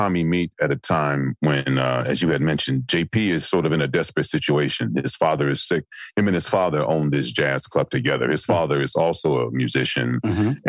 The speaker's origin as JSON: {"language": "English", "town": "Chicago", "region": "Illinois", "country": "United States", "tie": "born or raised there", "said": "Born and raised in Chicago. I currently live in Chicago."}